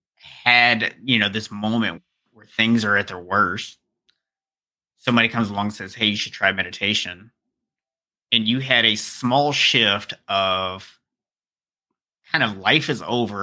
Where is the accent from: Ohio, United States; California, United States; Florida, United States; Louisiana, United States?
Florida, United States; Pensacola; now in Atlanta, United States; I'm from Pensacola, so I live in Atlanta right now